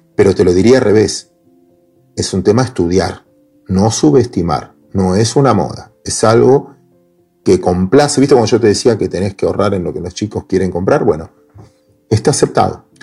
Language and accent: Spanish; Mar del Plata, Buenos Aires Province, Argentina; yo soy de Mar del Plata